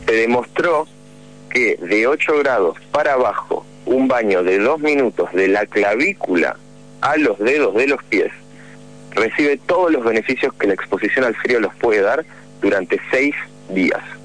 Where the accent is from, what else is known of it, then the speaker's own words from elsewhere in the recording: Buenos Aires, Argentina; yo soy de Buenos Aires